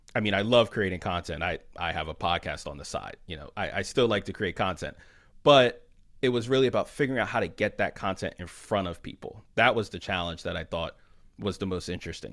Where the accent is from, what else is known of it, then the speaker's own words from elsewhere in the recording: Philadelphia, Pennsylvania, United States; I'm from Philly originally